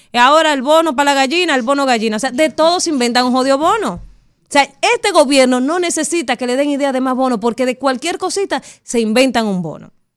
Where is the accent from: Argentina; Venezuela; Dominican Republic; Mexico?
Dominican Republic; como dominicana